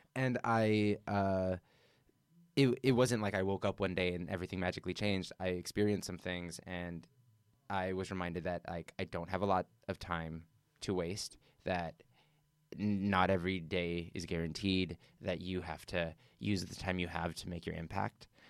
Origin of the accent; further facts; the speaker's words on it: Southern California, United States; now in New York, United States; I'm from Southern California, indoor flea markets, indoor swap meets, that was just, like, always a thing, it was a part of our culture